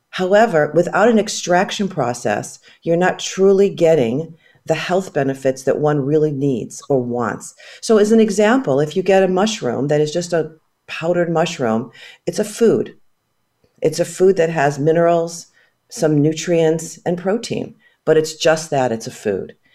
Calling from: California, United States; I'm phoning in from the West Coast. We're uh, Bay Area based.

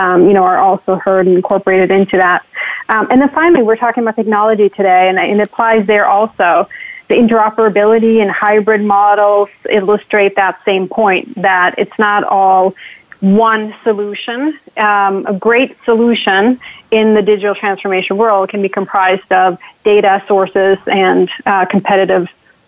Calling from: Connecticut, United States; So I'm calling in from Connecticut

